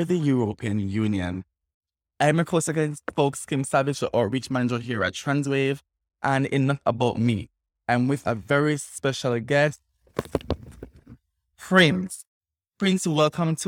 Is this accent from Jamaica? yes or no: yes; Jamaica; us as transgender Jamaican and us doing sex work